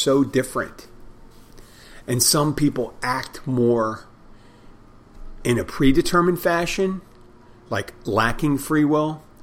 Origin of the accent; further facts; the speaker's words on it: Pennsylvania, United States; now in Key Largo, United States; Pennsylvania, my home state.